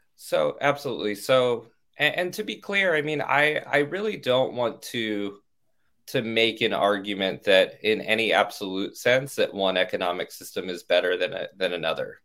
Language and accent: English; Orange County, California, United States; also born or lived in Stanford, California; now in Washington, D.C., United States; I grew up in Orange County, California, a white affluent suburb